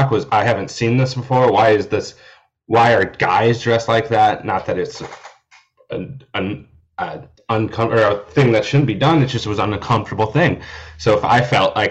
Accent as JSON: {"language": "English", "region": "Iowa", "country": "United States", "said": "I'm from Iowa, and there's zero drag shows in any of the cities that I lived in Iowa"}